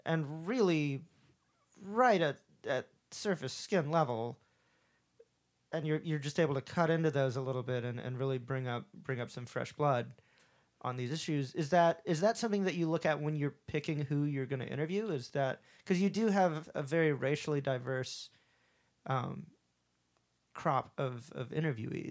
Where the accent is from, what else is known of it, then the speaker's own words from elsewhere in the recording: the South, United States; accent: southern; my southern accent pokes out all the time